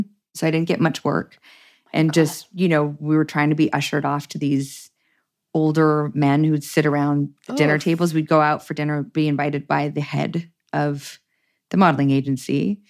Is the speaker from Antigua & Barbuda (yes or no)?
no; Toronto, Ontario, Canada; Toronto proper, yeah.